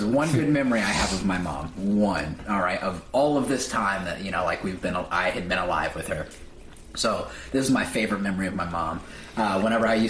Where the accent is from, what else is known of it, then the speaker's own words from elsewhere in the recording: Terre Haute, Indiana, United States; moved away as an adult; now in Los Angeles, United States; I'm from Terre Haute, Indiana, which is a very small town.